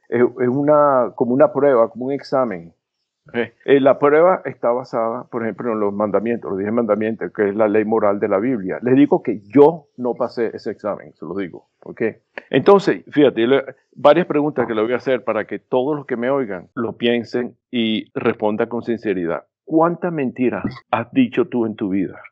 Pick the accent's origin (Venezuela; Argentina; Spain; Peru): Venezuela; moved away as an adult; also born or lived in Curaçao / Caracas; now in United States; Me vine a los Estados Unidos en 1974, pero a pesar de que he vivido más aquí, en los Estados Unidos, que en Venezuela, me sigo identificando como venezolano